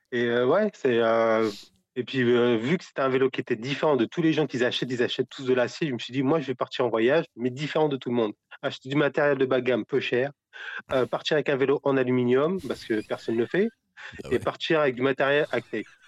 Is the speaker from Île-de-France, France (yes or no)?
yes; Paris region, Île-de-France, France; moved away; also born or lived in Brittany; je suis de, la région parisienne, mais on a, ça fait une dizaine d'années qu'on est en Bretagne